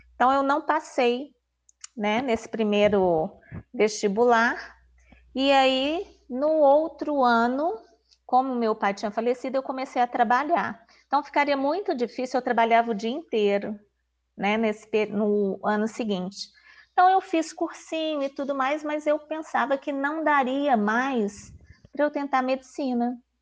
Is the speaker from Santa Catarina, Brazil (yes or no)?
no; Belo Horizonte, Minas Gerais, Brazil; eu sou aqui de Belo Horizonte mesmo, né, natural da cidade